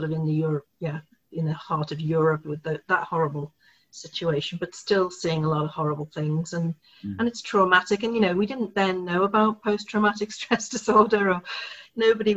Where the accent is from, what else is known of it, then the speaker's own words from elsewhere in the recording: Liverpool, North West England, United Kingdom; I was born in Liverpool in England